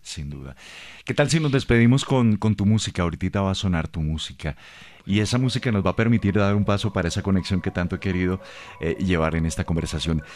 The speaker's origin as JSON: {"language": "Spanish", "region": "Bogotá", "country": "Colombia", "tie": "born or raised there", "said": "yo nací en Bogotá"}